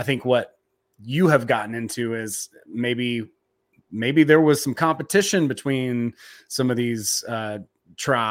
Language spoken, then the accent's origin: English; the South, United States; I'm from the South